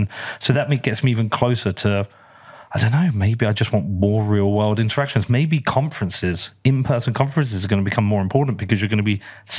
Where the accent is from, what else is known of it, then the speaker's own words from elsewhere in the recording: Bedford, East of England, United Kingdom; you've come here to my hometown.